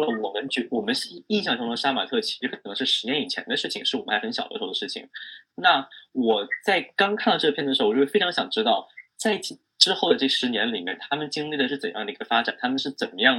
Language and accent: Chinese; China; 一个在中国，在真，在中国长大的人